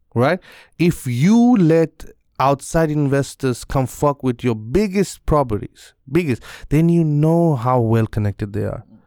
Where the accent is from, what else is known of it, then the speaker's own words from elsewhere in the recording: Bangladesh; in my country in bangladesh